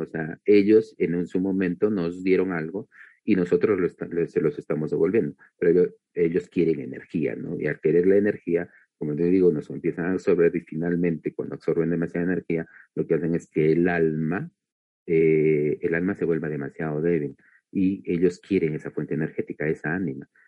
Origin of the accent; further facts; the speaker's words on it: Peru; soy de Perú